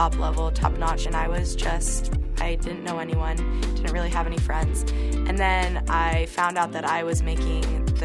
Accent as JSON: {"language": "English", "town": "Palm Springs", "region": "California", "country": "United States", "tie": "born or raised there", "said": "I grew up in Palm Springs, California."}